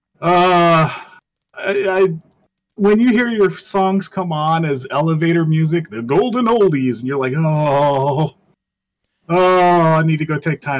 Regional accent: Deep South, United States; I grew up in the Deep South

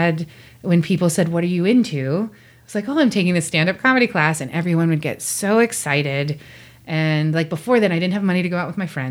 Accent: Pittsburgh, Pennsylvania, United States; I grew up in Pittsburgh

